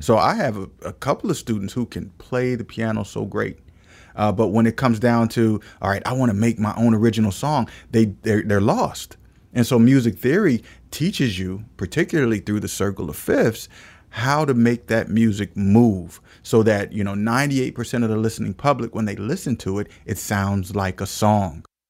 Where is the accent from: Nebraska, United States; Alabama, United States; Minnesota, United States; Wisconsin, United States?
Nebraska, United States; Omaha; moved away as an adult; now in Philadelphia, United States; I, uh, was born and raised in Omaha, Nebraska